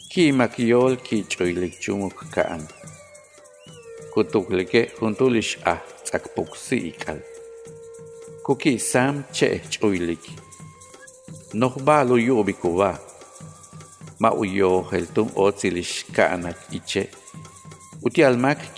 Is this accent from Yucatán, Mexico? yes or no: yes; Peto, Yucatán, Mexico; first language Yucatec Maya; Spanish is a second language; soy originario de Peto, municipio que está en el sur de Yucatán. Mi lengua materna es la maya, que también es conocida como mayatán.